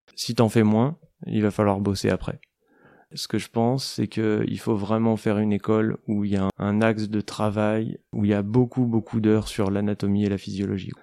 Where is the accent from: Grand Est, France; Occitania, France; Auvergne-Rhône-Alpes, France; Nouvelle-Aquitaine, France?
Occitania, France; Aveyron; also born or lived in Paris; now in Marseille, France; je suis originaire de l'Aveyron